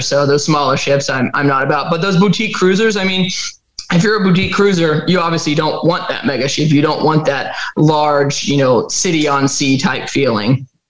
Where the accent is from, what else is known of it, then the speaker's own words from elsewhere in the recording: Texas, United States; I'm from Texas